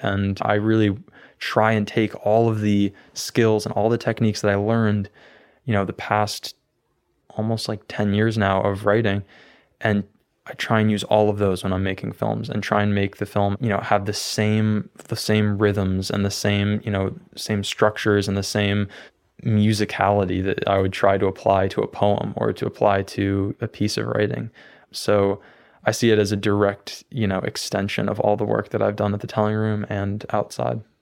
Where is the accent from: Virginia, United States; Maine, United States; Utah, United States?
Maine, United States; also born or lived in Belfast, Maine / Brunswick, Maine; I always wanted to, to leave Maine. I, I was planning on going to, to California, to New York City for college, and I ended up staying here